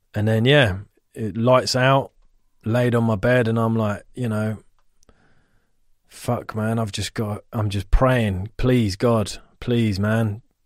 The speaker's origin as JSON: {"language": "English", "area": "Ivybridge estate, near Richmond and Twickenham", "region": "London", "country": "United Kingdom", "tie": "born or raised there", "said": "we grew up on Ivy Bridge and it was very close to Richmond and Twickenham"}